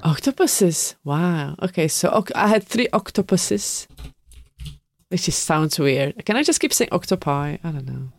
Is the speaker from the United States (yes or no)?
no; Czechia; English is a second language; moved away as an adult; now in United Kingdom; I come from Czech. Now I've been living here